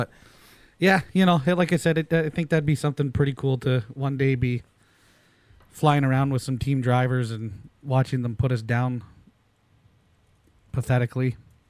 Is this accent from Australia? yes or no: no; Canada; we're Canadian